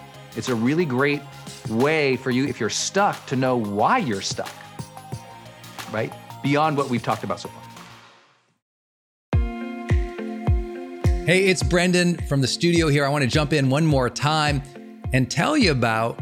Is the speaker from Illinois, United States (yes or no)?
no; Montana, United States; moved away; where I grew up in Montana